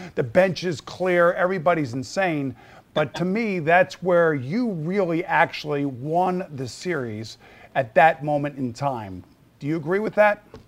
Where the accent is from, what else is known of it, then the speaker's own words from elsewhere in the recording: New Yorker, United States; as a New Yorker and as a Met fan